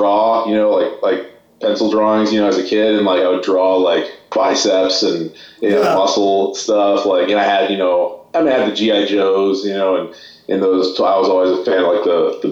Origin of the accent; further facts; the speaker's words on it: San Francisco, California, United States; I'm from San Francisco